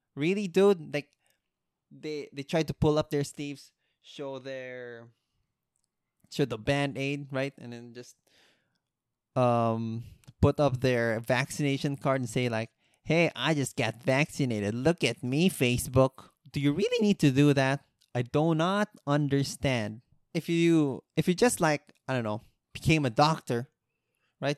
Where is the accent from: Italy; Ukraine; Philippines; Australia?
Philippines